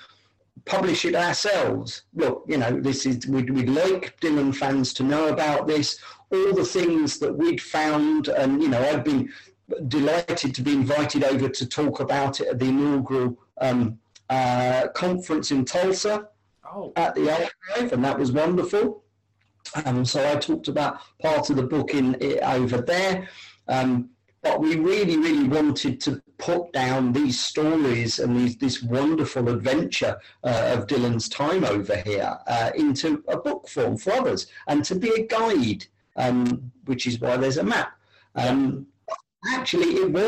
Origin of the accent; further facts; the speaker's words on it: London, United Kingdom; For me, as a Londoner, I've lived and worked in London all my life